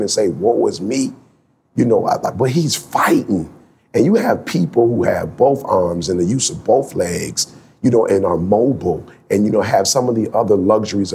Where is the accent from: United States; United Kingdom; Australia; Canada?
United States; Detroit, Michigan; I was born in Detroit